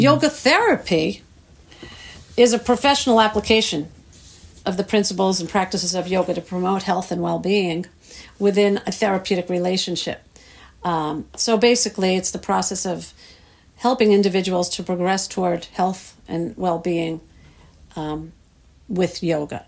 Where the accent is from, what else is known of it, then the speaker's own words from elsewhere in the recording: New York, United States; moved away; growing up in New York